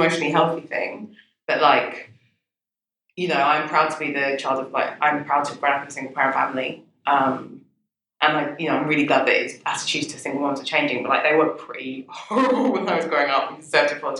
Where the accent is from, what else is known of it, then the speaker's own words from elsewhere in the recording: London, United Kingdom; I grew up in Brixton before it was gentrified.